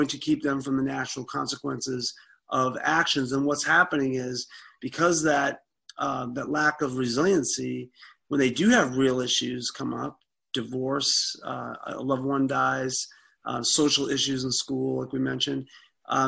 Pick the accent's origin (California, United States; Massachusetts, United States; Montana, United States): Massachusetts, United States; Boston; moved away as an adult; also born or lived in Nebraska; now in Colorado, United States; I grew up in South Boston, Massachusetts